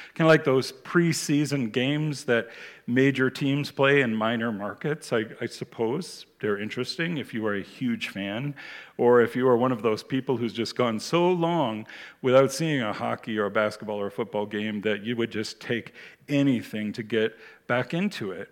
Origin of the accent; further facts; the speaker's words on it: United States; moved away; When I was a child, I grew up in the United States